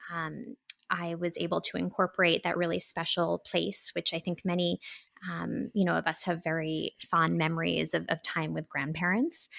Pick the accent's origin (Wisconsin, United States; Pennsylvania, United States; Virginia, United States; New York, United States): New York, United States; I am a New Yorker. I'm from New York originally